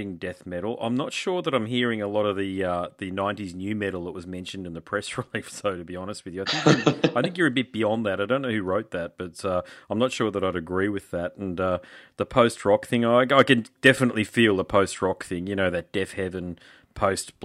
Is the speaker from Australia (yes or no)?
yes; Australia; Australia. I'm definitely from Australia.